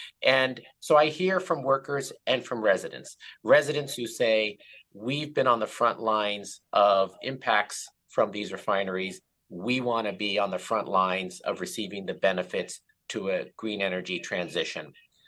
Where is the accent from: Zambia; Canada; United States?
United States; Richmond, California; I'm from Richmond. I represent the area where the Chevron refinery is located.